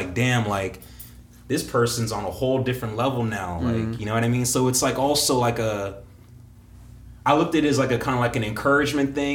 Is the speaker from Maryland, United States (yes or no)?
yes; Maryland, United States; Maryland, my hometown